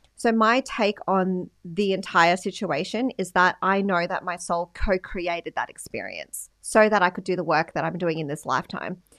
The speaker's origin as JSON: {"language": "English", "town": "Sydney", "region": "New South Wales", "country": "Australia", "tie": "born or raised there", "also_born_or_lived": "Philippines", "moved": "yes", "lives_now": "Gold Coast, Australia", "said": "I grew up in the western suburbs of Sydney, Australia."}